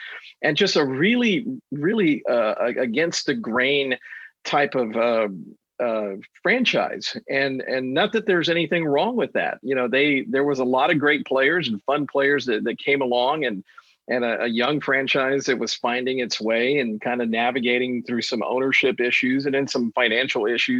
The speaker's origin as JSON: {"language": "English", "town": "Houston", "region": "Texas", "country": "United States", "tie": "born or raised there", "said": "as a kid growing up in Houston"}